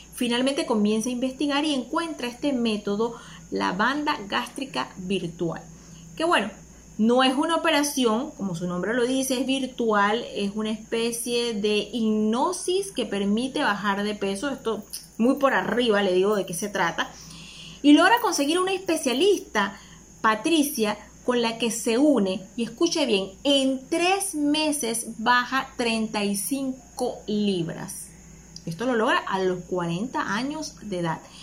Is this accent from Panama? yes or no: yes; Panama